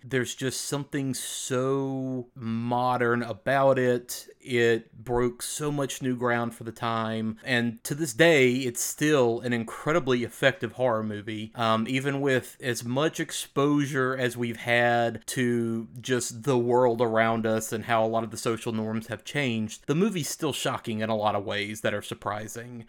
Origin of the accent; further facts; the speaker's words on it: the South, United States; We grew up in the South